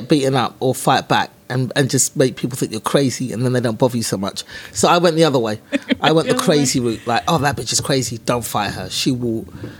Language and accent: English; England, United Kingdom; born there; But it's better now because, well, I was born in England.